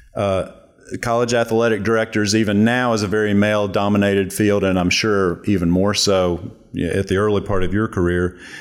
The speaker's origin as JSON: {"language": "English", "town": "Spartanburg", "region": "South Carolina", "country": "United States", "tie": "born or raised there", "said": "I grew up in Spartanburg, South Carolina"}